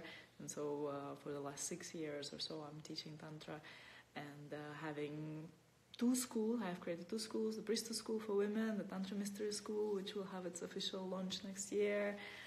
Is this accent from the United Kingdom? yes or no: no; Russia; moved away as an adult; I'm born in Russia, and for the last 10 years I've been, that's 10 years ago I left Russia, my home country